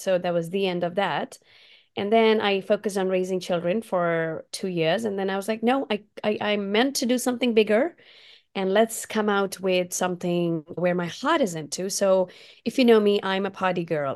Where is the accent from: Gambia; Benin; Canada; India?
India; now in Portland, United States; my Indian roots, because I did grow up in India